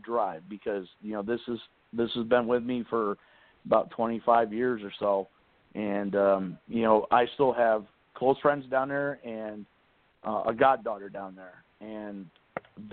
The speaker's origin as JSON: {"language": "English", "region": "Pennsylvania", "country": "United States", "said": "I'm from Pennsylvania"}